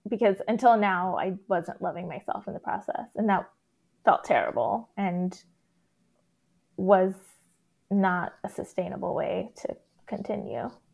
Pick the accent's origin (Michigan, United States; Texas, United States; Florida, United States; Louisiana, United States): Texas, United States; growing up in Texas as a non-Christian, non-white person